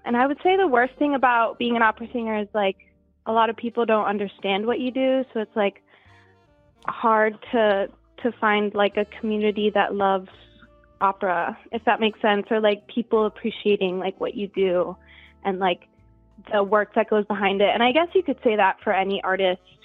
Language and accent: English; South Florida, United States; We live in South Florida now. I'm from South Florida, so it's nice to be close